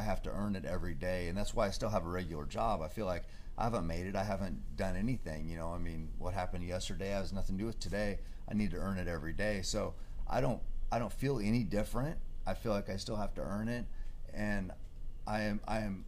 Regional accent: Marcola, Oregon, United States; I grew up hunting in Marcola, a small town, you know, logging community

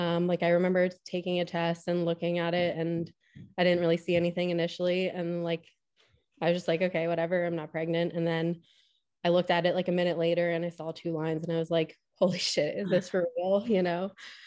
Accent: Pennsylvania, United States; So I grew up in Pennsylvania. I actually went to a small Catholic school to start off

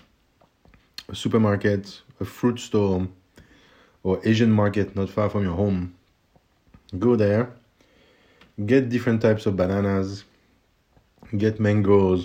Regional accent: France; accent: French; my French accent

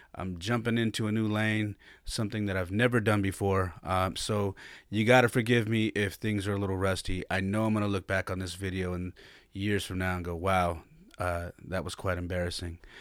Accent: San Jose, California, United States; also born or lived in Denver, Colorado; I was born and raised in San Jose, California

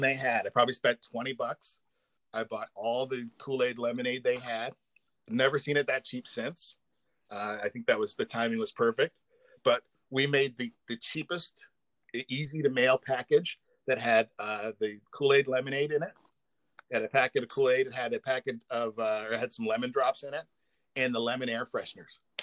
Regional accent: Canada; also born or lived in Windsor, Ontario; we're both Canadian

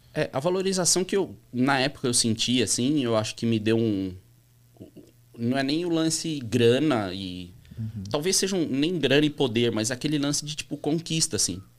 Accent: São Paulo, Brazil; also born or lived in Orlando, Florida, United States; Sou nascido na Vila Monumento, uhum. que, é, que é bairro colado ali, uhum. atravessa uma rua, atravessa a avenida ali do Museu do Ipiranga

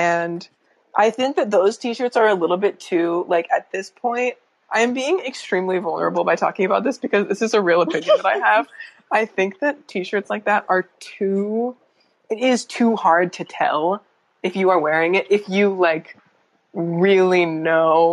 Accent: Northern Virginia, United States; I'm from the Virginia equivalent of that Maryland area

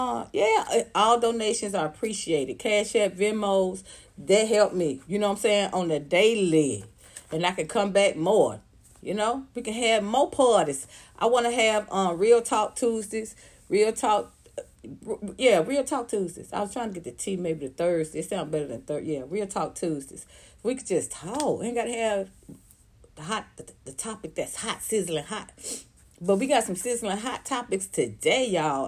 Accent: Atlanta, Georgia, United States; Southwest Atlanta, where I grew up

